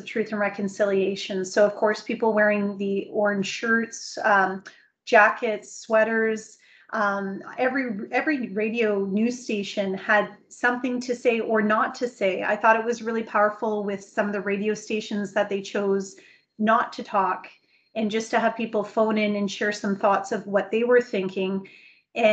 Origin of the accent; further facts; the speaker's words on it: Canada; speaking as a Canadian